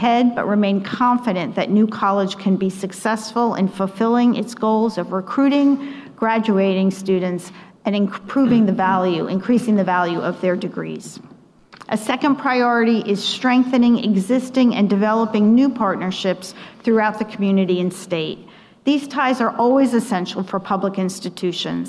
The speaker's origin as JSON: {"language": "English", "region": "New Jersey", "country": "United States", "tie": "born or raised there", "moved": "yes", "said": "I was born and raised in New Jersey, one of five children"}